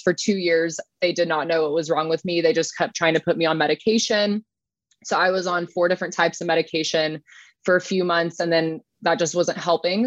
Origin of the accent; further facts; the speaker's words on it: Dana Point, California, United States; now in Lake Elsinore, United States; I grew up in Dana Point